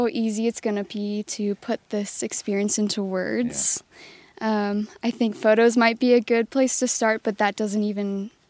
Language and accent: English; Indiana, United States; I grew up in Indiana. The outdoor community isn't as big as you might find like out west or in Colorado.